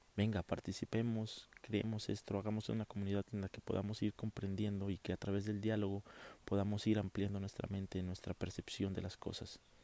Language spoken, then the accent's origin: Spanish; Oaxaca de Juárez, Oaxaca, Mexico; also born or lived in Monterrey / Matamoros; yo soy de una ciudad sureña, yo soy de Oaxaca. Eh, estamos aquí en Oaxaca de Juárez